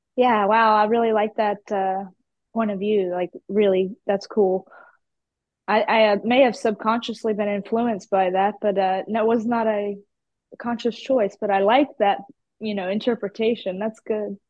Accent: about an hour west of Atlanta, Georgia, United States; accent: country; moved away as an adult; now in Houston, United States; I was born in Atlanta, but I grew up uh, out west in the country, about an hour out from there.

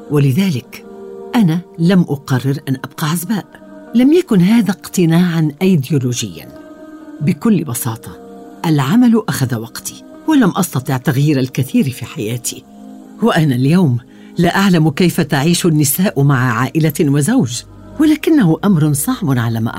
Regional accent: Iraq; now in London, United Kingdom; دائما اجيبهم انا عربيه عراقيه لكنني اعيش في لندن اعتبر نفسي من سكان لندن لكن ذكرياتي في العراق لم تغادرني يوما وانا فخوره لكوني عربيه

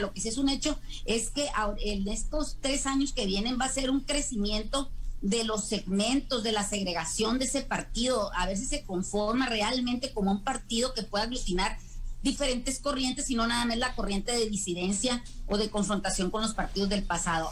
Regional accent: Mexico; el gran público elector que somos todos los mexicanos

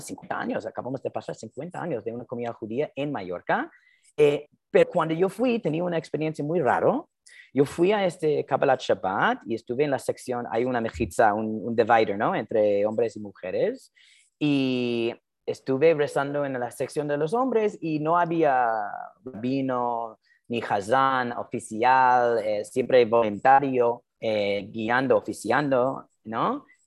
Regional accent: New Jersey, United States; Spanish is a second language; moved away as an adult; also born or lived in Madrid / Miami; yo, yo he nacido y crecí en New Jersey, eh, hablando un poco hebreo, ah, mucho inglés, obviamente

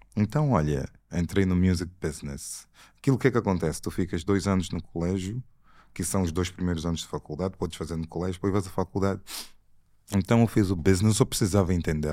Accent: Scotland, United Kingdom; also born or lived in Angola / Portugal / England; cresci a minha vida toda no Reino Unido, entre Inglaterra e Escócia

